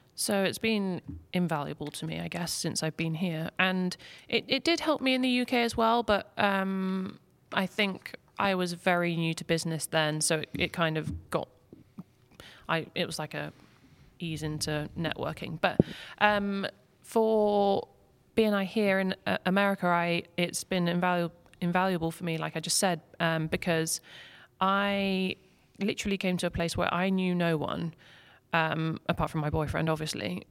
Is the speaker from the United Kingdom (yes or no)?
yes; England, United Kingdom; moved away as an adult; now in Lake Norman, United States; I'm from England, moved here last year